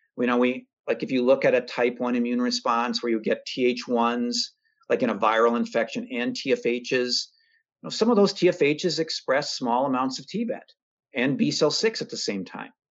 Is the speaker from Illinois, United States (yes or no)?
no; Minnesota, United States; I'm a Minnesotan.